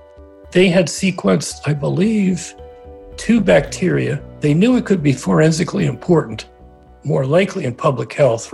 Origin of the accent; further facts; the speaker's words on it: Trenton, New Jersey, United States; I grew up around Trenton, New Jersey.